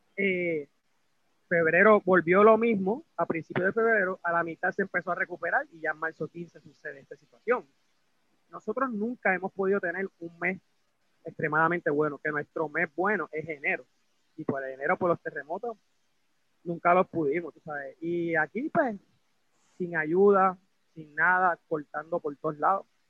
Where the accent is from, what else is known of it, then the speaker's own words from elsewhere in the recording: Puerto Rico; yo pues como propietario puertorriqueño